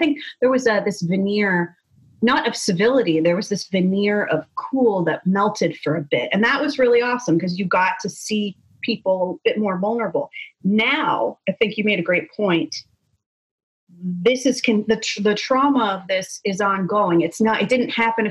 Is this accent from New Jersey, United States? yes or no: yes; New Jersey, United States; moved away as an adult; also born or lived in Boston / the South; I grew up in Jersey